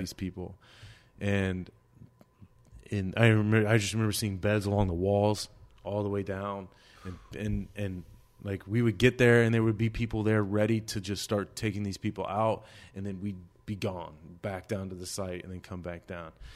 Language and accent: English; United States; I'm an American